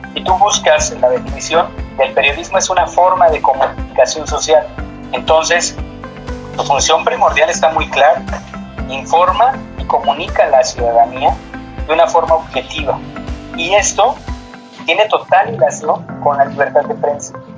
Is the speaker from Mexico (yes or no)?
yes; Mexico; nuestros derechos como ciudadanos mexicanos